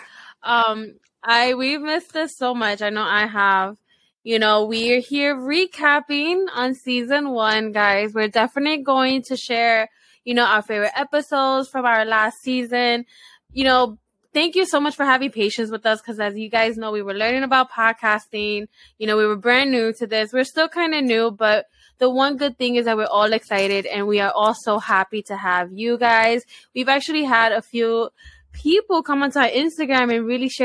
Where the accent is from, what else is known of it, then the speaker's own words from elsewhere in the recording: New York City, New York, United States; I'm from the Bronx